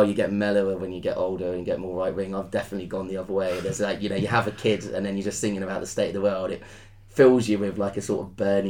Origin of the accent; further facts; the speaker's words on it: Devon, South West England, United Kingdom; also born or lived in Cornwall / Brighton / Kenya; I was born in Devon.